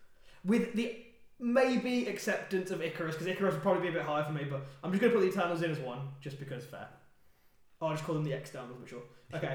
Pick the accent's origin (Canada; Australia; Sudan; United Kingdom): United Kingdom; England; we're also English.